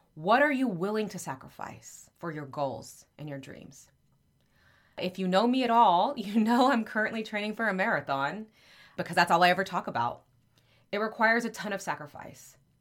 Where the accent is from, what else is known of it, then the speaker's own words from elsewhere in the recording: Texas, United States; there is a city called Happy in my home state of Texas